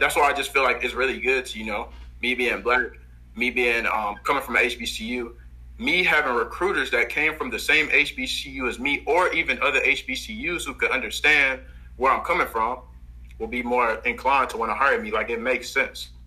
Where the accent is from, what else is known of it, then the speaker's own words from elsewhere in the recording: Houston, Texas, United States; I'm from Houston, Texas